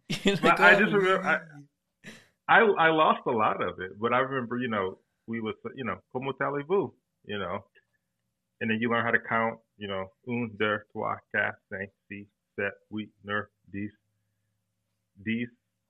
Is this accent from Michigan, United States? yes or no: yes; Detroit, Michigan, United States; first language English; growing up in Detroit, we actually used to watch the Canadian version of Sesame Street.